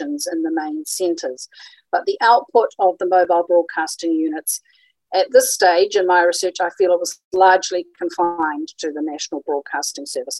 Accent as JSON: {"language": "English", "town": "Christchurch", "region": "Canterbury", "country": "New Zealand", "tie": "born or raised there", "said": "coming to you from Ōtautahi, Christchurch, which is my hometown"}